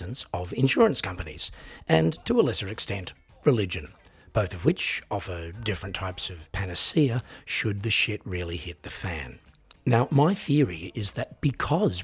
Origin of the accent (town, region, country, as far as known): Australia